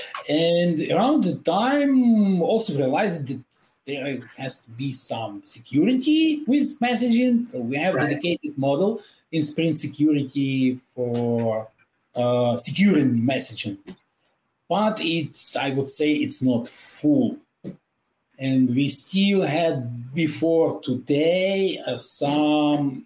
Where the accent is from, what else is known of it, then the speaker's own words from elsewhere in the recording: Kharkiv, Kharkiv Oblast, Ukraine; I am from Kharkiv